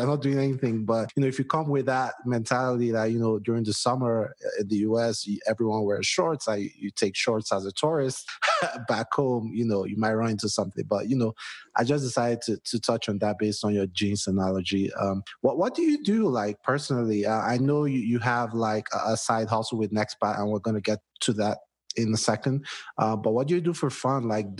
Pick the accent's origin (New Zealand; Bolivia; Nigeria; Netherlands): Nigeria; moved away as an adult; now in United States; I grew up in Nigeria for the first 26 years of my life.